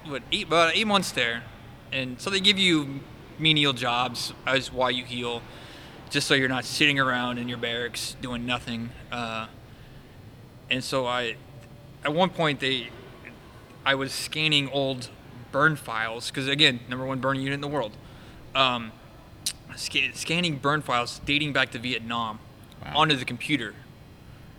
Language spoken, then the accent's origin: English; Sugar Land, Texas, United States; I grew up in Texas, right? So we ate, we grew up eating barbecue. Brook Street Barbecue was our go-to